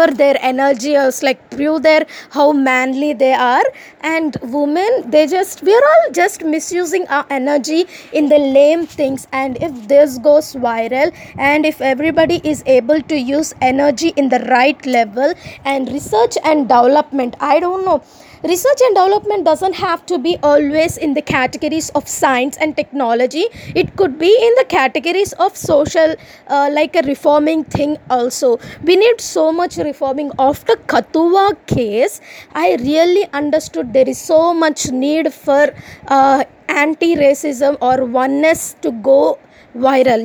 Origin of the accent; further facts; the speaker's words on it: Vijayawada, Andhra Pradesh, India; even in Andhra Pradesh, even in Vijayawada, even in my hometown